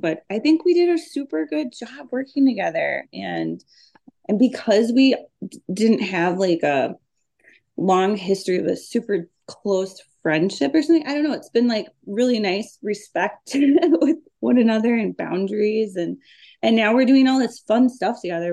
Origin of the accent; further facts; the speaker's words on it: Minneapolis, Minnesota, United States; I grew up in South Minneapolis